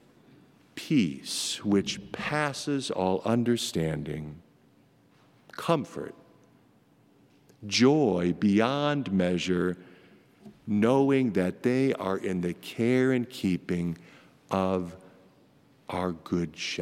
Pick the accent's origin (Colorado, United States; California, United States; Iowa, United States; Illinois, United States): Iowa, United States; Marcus; moved away; my little hometown of Marcus, Iowa, about population 1,200